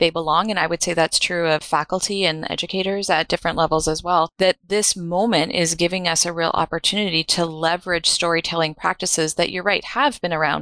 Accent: Canada; I'm Canadian

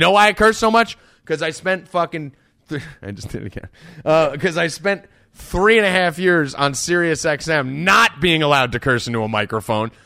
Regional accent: New Jersey, United States; I'm from Jersey and I'm Italian

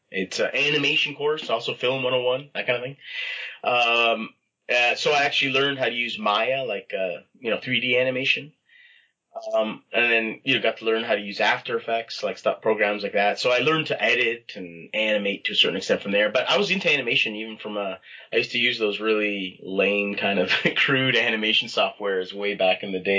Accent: Toronto, Ontario, Canada; Um, in Toronto, Scarborough, actually.

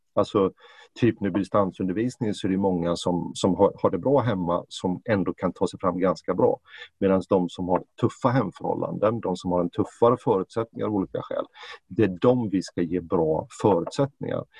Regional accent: Jönköping, Jönköping County, Sweden; now in Stockholm, Sweden; Jag är ju född och uppvuxen i, i Jönköping och Småland

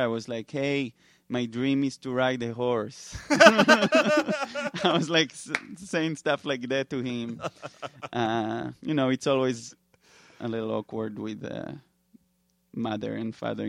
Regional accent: New York, United States; You know, we're like, we're from New York. We have everything.

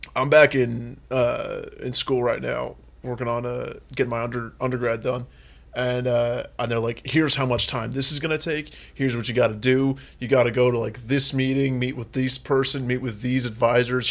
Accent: San Francisco, California, United States; I'm from San Francisco

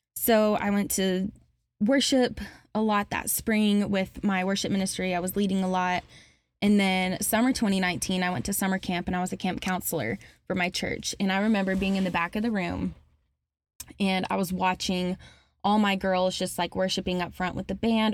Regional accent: Alabama, United States; moved away as an adult; now in Murfreesboro, United States; My family moved to Alabama right before I started middle school

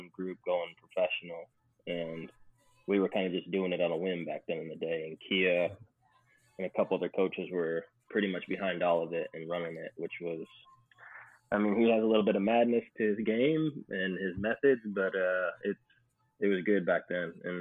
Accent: Wickliffe, Ohio, United States; moved away as an adult; also born or lived in Louisville, Kentucky; In a little town called Wickliffe, Ohio. It's about 15 minutes east of Cleveland

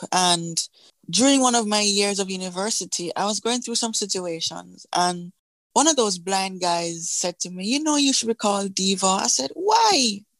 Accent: Kingston, Jamaica; I'm from Kingston, Jamaica in the Caribbean.

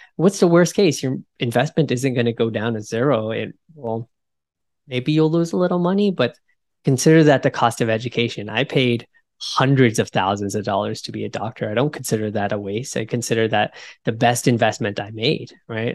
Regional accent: United States; being American

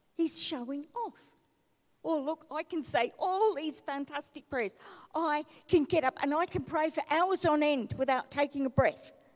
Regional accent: Melbourne, Victoria, Australia; growing up in Melbourne and being a chronic asthmatic and a very skinny, tiny child

